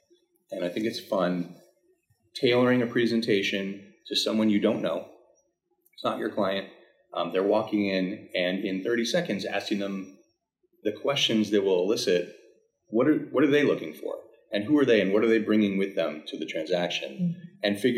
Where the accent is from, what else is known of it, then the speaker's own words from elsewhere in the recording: New York City, New York, United States; I grew up here in Manhattan.